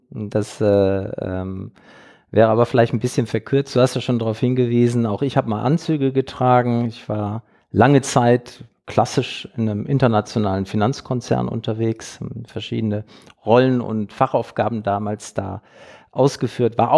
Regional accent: Duisburg, North Rhine-Westphalia, Germany; born there; Also ich bin geboren in Duisburg, 1962 hm. sozusagen unter äh, den Dämpfen der Kupferhütte, wirklich mit Blick auf die Kupferhütte in Duisburg-Hofeld.

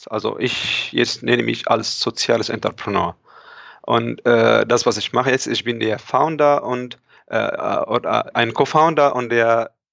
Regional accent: Egypt; moved away as an adult; now in Germany; Okay, also ich bin da, ich komme eigentlich aus Ägypten ursprünglich. Ich bin hier in Deutschland seit schon etwa ja, fünf Jahren.

